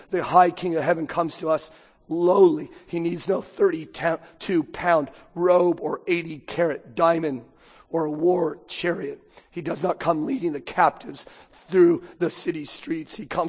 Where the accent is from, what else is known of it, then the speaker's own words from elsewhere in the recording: United States; I'm an American